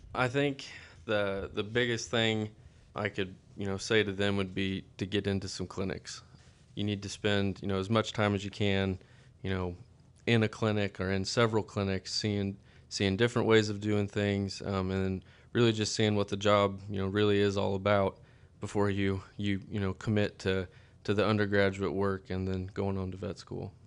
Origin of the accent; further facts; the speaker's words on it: Stockton, Kansas, United States; I'm from Stockton, Kansas, um, in, in Northwest Kansas. Kinda, I grew up on a, a family farm outside of town